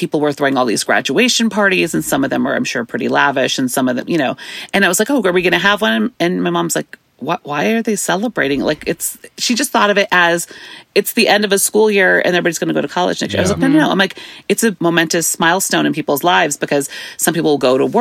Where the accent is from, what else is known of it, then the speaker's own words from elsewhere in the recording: Bay Area, California, United States; also born or lived in San Jose, California / Fremont, California; I'm first generation here, born and raised in the Bay Area